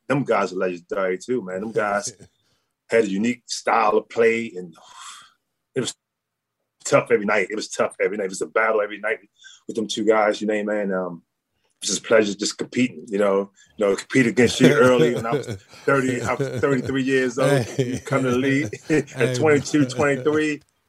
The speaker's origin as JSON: {"language": "English", "town": "Baltimore", "region": "Maryland", "country": "United States", "tie": "born or raised there", "said": "Man, I couldn't play football. I was too slow to play football. we didn't have too many baseball fields in Baltimore where I could play baseball."}